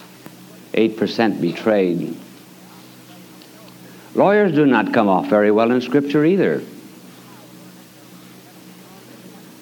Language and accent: English; United States; as an American